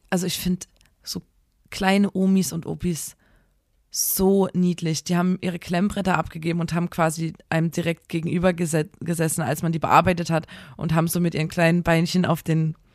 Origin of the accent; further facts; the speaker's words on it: Chemnitz, Saxony, Germany; Wir sind eigentlich Experten auf dem Gebiet, denn wir kommen aus Chemnitz.